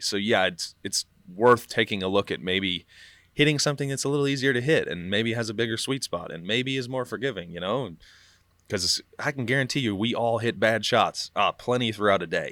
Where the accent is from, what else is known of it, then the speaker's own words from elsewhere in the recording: Kansas City, Missouri, United States; moved away; also born or lived in Dallas, Texas; I grew up in Kansas City